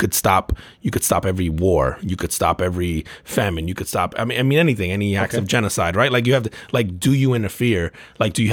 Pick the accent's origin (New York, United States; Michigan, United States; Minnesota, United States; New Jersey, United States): New Jersey, United States; Elizabeth; my hometown, Elizabeth.